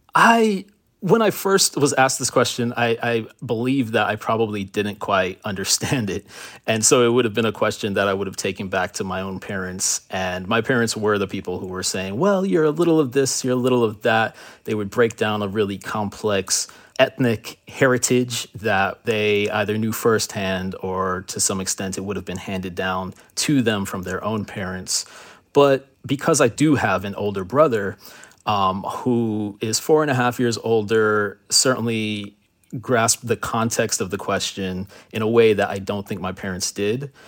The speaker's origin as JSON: {"language": "English", "town": "Miami", "region": "Florida", "country": "United States", "tie": "born or raised there", "also_born_or_lived": "Miramar, Florida", "said": "My family moved from Miami in nineteen ninety-two after Hurricane Andrew. We moved to Broward County to a city called Miramar"}